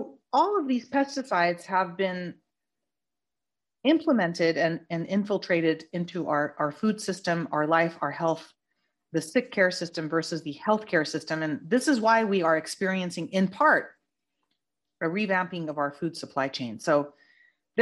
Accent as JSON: {"language": "English", "region": "Northern California", "country": "United States", "tie": "born or raised there", "said": "from my hometown up in NorCal, where I was born and raised"}